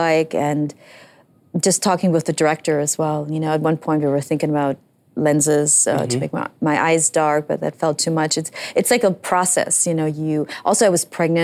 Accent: Germany; now in United States

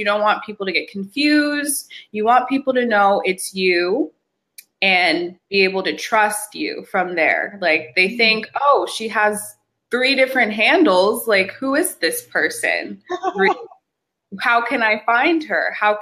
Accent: Charlotte, North Carolina, United States; now in Los Angeles, United States; I'm coming to you live from Los Angeles, but I'm from the East Coast. Shout out Charlotte, North Carolina.

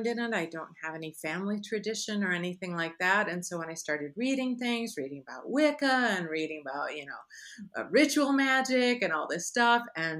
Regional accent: Chicago, Illinois, United States; moved away; also born or lived in Michigan; I grew up in the Midwest. I was born in Michigan, grew up in Chicago area, lived many years after that in Michigan

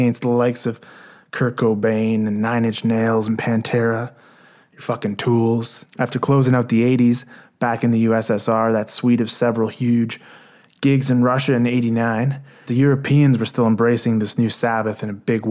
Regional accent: Canada; from a Canadian perspective

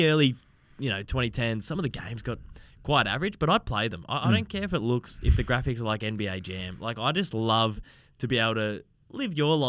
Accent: Geelong, Victoria, Australia; moved away as an adult; I loved growing up in Geelong.

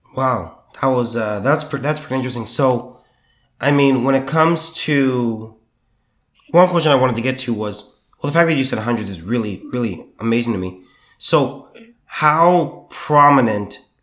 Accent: southern California, United States; also born or lived in Sacramento; now in Texas, United States; I'm from the southern part of California

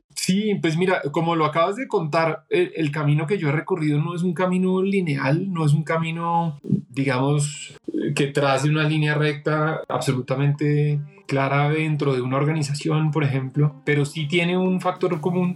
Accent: Colombia; moved away as an adult; also born or lived in United States; regresé a Colombia

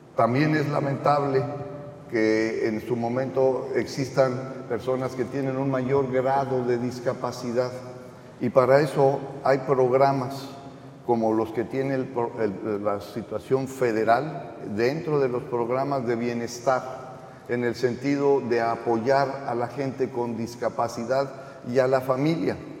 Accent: Tamaulipas, Mexico; los tamaulipecos y tamaulipecas que vivimos en este estado

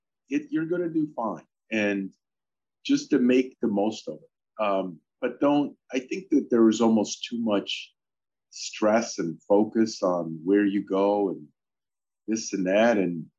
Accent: Michigan, United States; English is a second language; also born or lived in Poland; Well, I mean, I grew up in Michigan. As some of you know, I actually immigrated to the U.S. from Poland when I was 11.

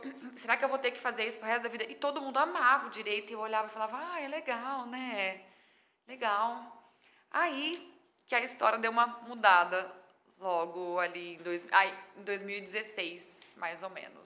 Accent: Mirassol, São Paulo, Brazil; also born or lived in São José do Rio Preto; Eu sou de Mirassol

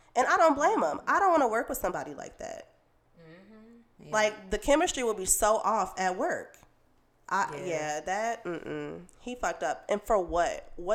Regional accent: Chicago, Illinois, United States; we're from Chicago.

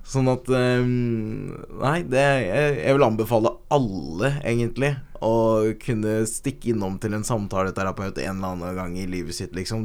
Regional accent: Øyer, Innlandet, Norway; also born or lived in Kenya; Jeg kommer fra Øyer

